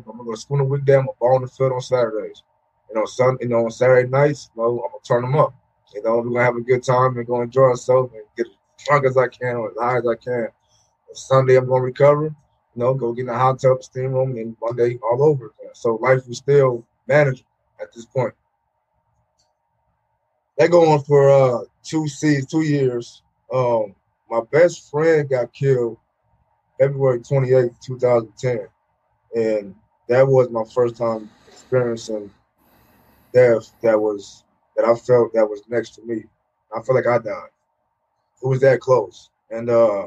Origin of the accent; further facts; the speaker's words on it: Portland, United States; moved away as an adult; also born or lived in Hawaii; a good friend, Demetrius Davis, who I grew up with in Portland.